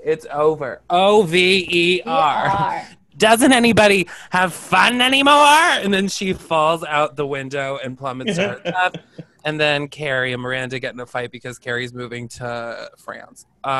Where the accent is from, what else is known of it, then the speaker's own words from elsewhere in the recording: Albany, New York, United States; now in New York City, United States; I grew up in Albany, and that's where I went for a while, and I'm planning on going back up, I think, for a while.